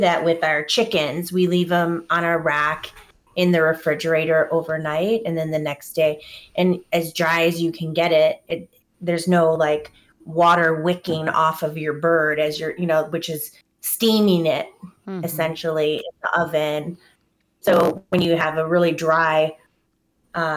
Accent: Hawaii, United States; now in Wisconsin, United States; I grew up in Hawaii, and there's no seasonal change

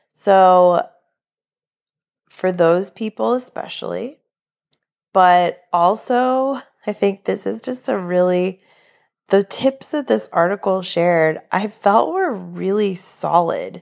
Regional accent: New England, United States; now in Florida, United States; I'm originally from New England, not from Florida

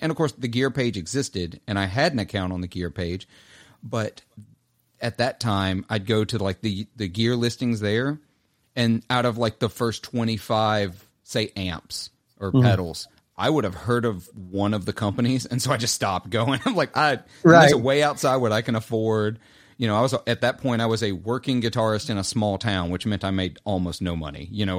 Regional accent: Clarksdale, Mississippi, United States; It's called a Clarksdale. I'm from Clarksdale. It has literally the Highway 49 and 61 signs on the pedal that like I grew up down the street from.

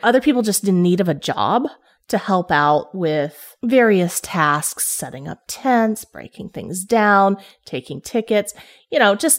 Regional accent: Kingsport, Tennessee, United States; my hometown of Kingsport, Tennessee.

